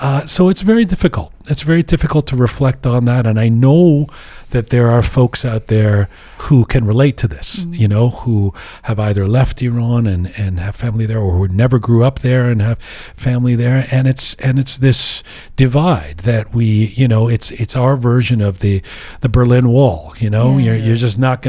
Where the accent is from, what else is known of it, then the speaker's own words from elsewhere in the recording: England, United Kingdom; now in Canada; Despite the fact that I'm a Canadian citizen, despite the fact that I was born in England, I'm a British Canadian citizen.